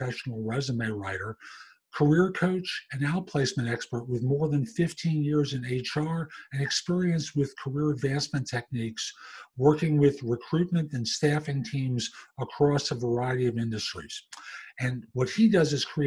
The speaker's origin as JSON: {"language": "English", "town": "New York City", "region": "New York", "country": "United States", "tie": "born or raised there", "said": "growing up in the Bronx at Yankee Stadium"}